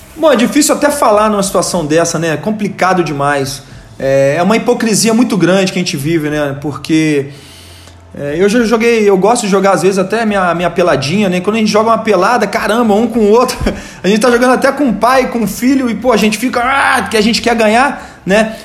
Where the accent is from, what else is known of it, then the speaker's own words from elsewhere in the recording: Rio de Janeiro, Brazil; moved away as an adult; also born or lived in Volta Redonda, Brazil / São Gonçalo, Brazil; now in São Paulo, Brazil; Sou de Volta Redonda, nasci lá, mas muito jovem saí de Volta Redonda, né? Saí de Volta Redonda com 8 anos de idade, fui pro Rio de Janeiro. Então eu sou um, um, carioca